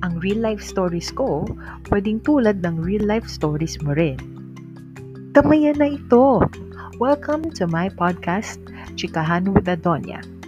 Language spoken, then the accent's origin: Tagalog; Ilocano, Ilocos Region, Philippines; accent: Ilocano; Ilocano kasi ako, guys. Yan, so my father's and ano, uh, Ilocano. Tapos nakuha ko yung punto